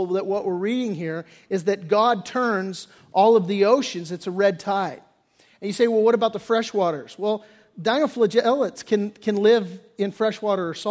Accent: Redondo Beach, California, United States; I grew up down in Redondo Beach area

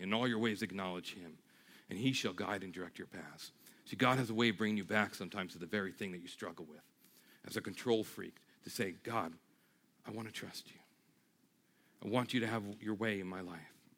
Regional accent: New York, United States; moved away; I'm from New York

